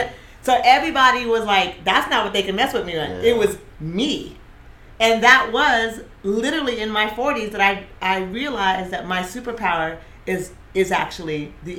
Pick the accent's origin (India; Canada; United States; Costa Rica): Costa Rica; Because I came from Costa Rica there.